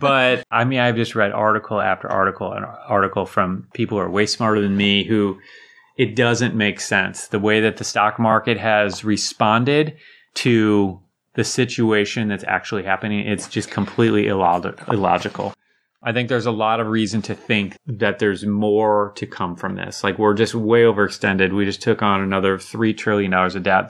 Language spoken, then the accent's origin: English; United States; as an American living in my bubble